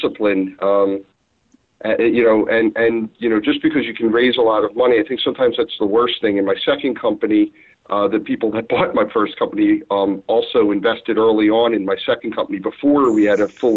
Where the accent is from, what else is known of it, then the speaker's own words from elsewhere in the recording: Philadelphia, Pennsylvania, United States; My brother Jeff and I, since we were kids, we sold pretzels. We're from Philly and sold pretzels